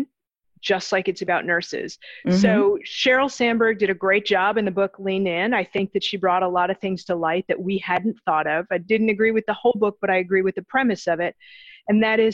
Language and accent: English; Chicago, Illinois, United States; moved away as an adult; I grew up in Chicago